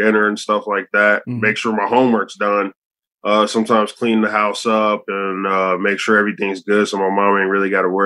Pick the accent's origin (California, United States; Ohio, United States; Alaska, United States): Ohio, United States; Fairfield; also born or lived in Cincinnati, Ohio; I'm from Cincinnati, Ohio. Grew up in Fairfield, which is basically Cincinnati, just like 10 minutes away